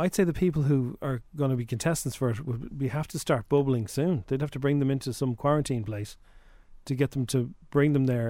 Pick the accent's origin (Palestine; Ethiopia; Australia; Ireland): Ireland; We're all Irish in Paris.